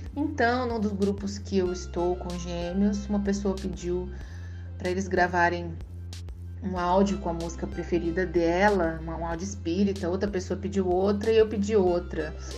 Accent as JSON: {"language": "Portuguese", "town": "Cuiabá", "region": "Mato Grosso", "country": "Brazil", "said": "eu sou de Cuiabá"}